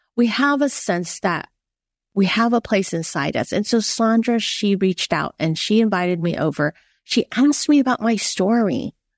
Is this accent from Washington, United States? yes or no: no; San Francisco, California, United States; I grew up in San Francisco, Chinatown